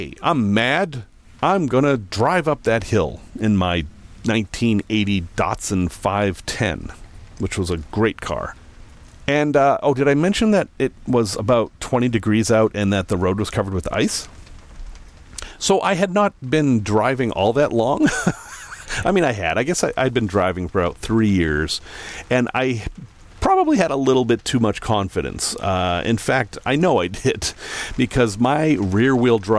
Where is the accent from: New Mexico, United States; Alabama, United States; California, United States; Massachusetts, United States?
Massachusetts, United States; Salem; moved away; I grew up in Salem, Massachusetts.